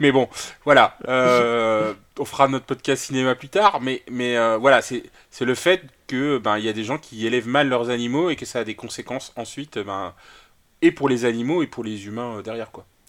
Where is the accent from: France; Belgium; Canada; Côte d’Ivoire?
France; Brittany; je suis un breton déficient